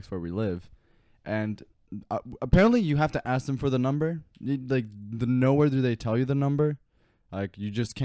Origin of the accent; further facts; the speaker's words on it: New York City, New York, United States; We're from New York City